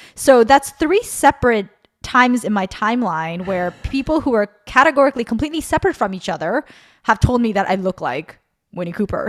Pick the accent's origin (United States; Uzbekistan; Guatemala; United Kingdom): Guatemala; Guatemala City, Guatemala Department; moved away; I grew up in Zona Diez